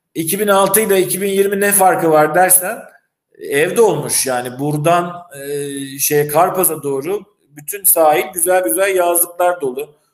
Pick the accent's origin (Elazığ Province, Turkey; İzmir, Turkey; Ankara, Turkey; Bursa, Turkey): İzmir, Turkey; also born or lived in Istanbul / Northern Cyprus; now in Famagusta, Cyprus; İzmirliyim orijinalinde